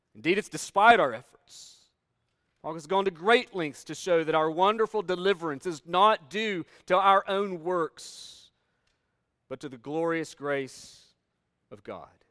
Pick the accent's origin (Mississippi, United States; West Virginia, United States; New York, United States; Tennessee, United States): Tennessee, United States; Northeast; moved away as an adult; also born or lived in Kentucky; I grew up in Northeast Tennessee, where we're surrounded by mountains